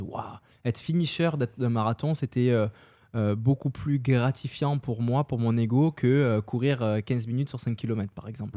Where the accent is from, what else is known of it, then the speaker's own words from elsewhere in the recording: France; accent: French; moved away as an adult; also born or lived in Paris; now in Montreal, Canada; moi, je suis français d'origine, on l'entend sûrement à mon accent.